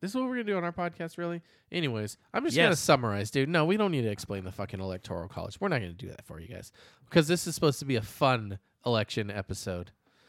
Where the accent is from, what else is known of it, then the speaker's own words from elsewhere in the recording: California, United States; I grew up in the Bay Area. There was a big Mormon community over there.